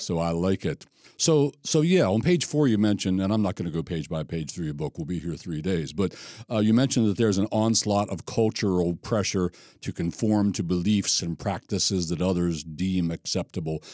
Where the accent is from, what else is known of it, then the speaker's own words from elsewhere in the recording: Gettysburg, Pennsylvania, United States; now in Maryland, United States; I'm Gettysburg, Pennsylvania, born and raised